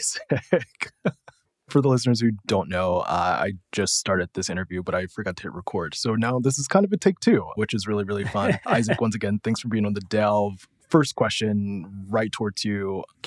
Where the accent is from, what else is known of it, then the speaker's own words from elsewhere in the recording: United States; being Jewish, being an American.